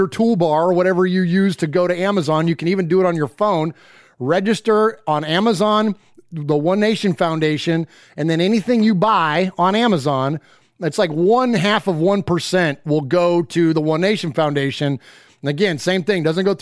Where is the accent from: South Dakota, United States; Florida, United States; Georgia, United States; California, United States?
California, United States; Bay Area; also born or lived in Chico, California; now in Middle Tennessee, United States; we're originally from the Bay Area, but we now live in Middle Tennessee